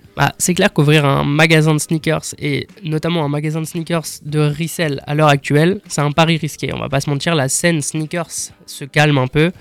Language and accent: French; Strasbourg, Grand Est, France; En fait, j'ai grandi à Strasbourg. J'ai toujours été à Strasbourg